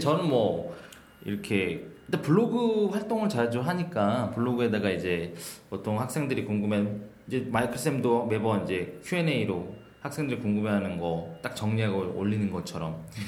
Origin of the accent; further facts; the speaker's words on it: South Korea; 한국에서 나고 자랐기 때문에